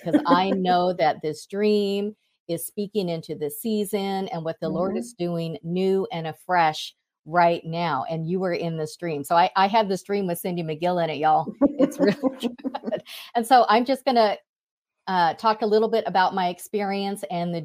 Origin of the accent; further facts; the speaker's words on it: Thailand; moved away; I'm from Asia, I'm from Thailand